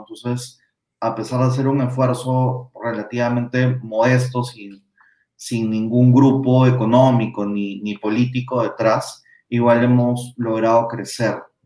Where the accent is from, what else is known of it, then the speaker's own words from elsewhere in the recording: Peru; como peruanos